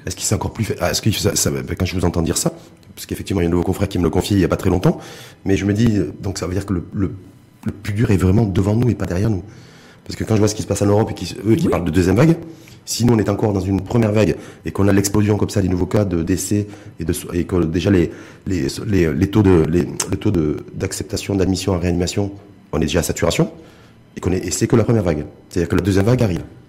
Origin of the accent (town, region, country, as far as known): Morocco